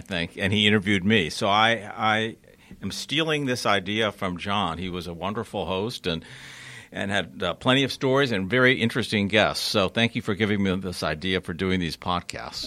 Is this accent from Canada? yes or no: no; Connecticut, United States; now in Atlanta, United States; I grew up in Connecticut